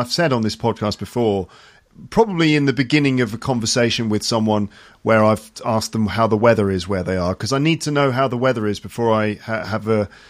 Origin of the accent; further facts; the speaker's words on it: Solihull, West Midlands, United Kingdom; also born or lived in Ealing, London; now in Paris, France; the first sort of 9 years of my life was spent in London, in West London, in Ealing. But then when I was nine, we moved to Solihull, Warwickshire. West Midlands.